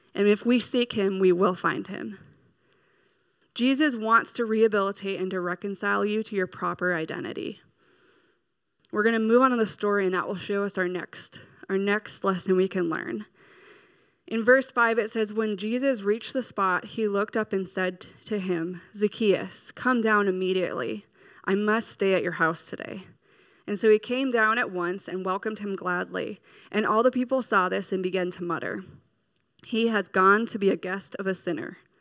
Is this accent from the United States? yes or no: yes; Minnesota, United States; We're from Minnesota